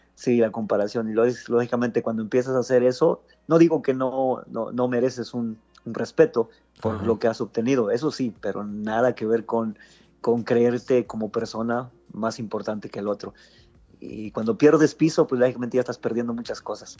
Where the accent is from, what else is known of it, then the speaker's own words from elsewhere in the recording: Matamoros, Tamaulipas, Mexico; also born or lived in Mexico City / Hidalgo (parents' origin); después ya me vine a Matamoros